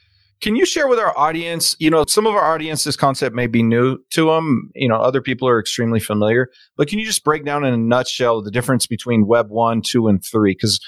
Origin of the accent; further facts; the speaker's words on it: California, United States; growing up in California